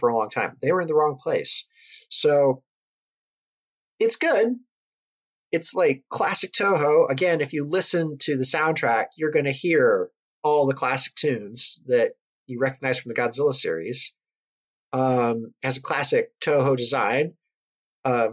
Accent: United States; I am American

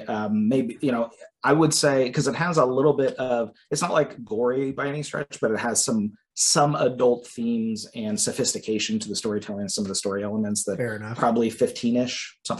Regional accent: Wyandotte County, Kansas, United States; also born or lived in Bonner Springs, Kansas; now in Lee's Summit, United States; I grew up in Wyandotte County, which is kind of a downtown area.

